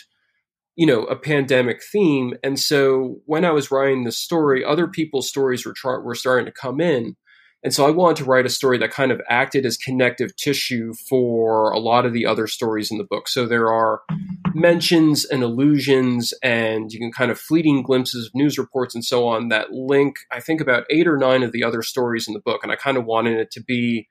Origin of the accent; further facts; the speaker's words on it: New York City, New York, United States; as a New Yorker